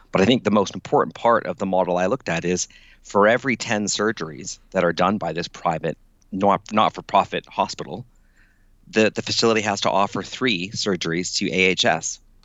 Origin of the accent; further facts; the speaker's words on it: Calgary, Alberta, Canada; now in United Kingdom; Well, it's interesting because like I grew up in Calgary and I've lived in the UK now for 18 years.